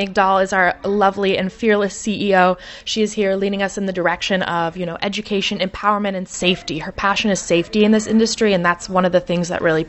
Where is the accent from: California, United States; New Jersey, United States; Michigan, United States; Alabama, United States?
Michigan, United States; now in Chicago, United States; Chicago is home. I'm originally from Michigan.